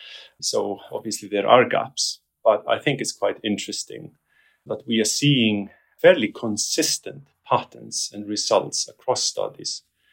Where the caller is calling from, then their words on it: London, United Kingdom; Yes, I'm calling from London, England. This is where I live and this is where I work, at the University of West London.